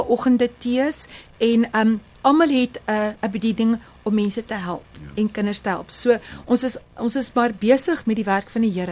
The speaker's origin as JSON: {"language": "Afrikaans", "town": "Barberton", "region": "Mpumalanga", "country": "South Africa", "said": "Okay, so ek is ek is van die ek is van Barberton."}